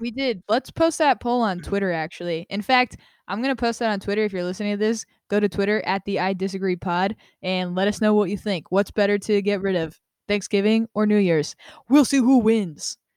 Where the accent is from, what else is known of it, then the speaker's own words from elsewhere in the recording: Las Vegas, Nevada, United States; I grew up in Las Vegas